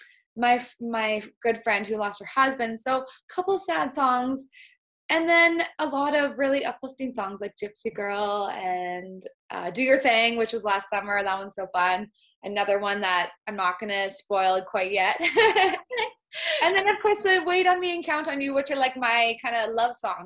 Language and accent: English; Kaslo, the Kootenays, British Columbia, Canada; also born or lived in Grand Forks, British Columbia; I grew up, was born in Grand Forks, BC, small town. Grew up in Kaskar, kind of the Kootenays is what our region is called.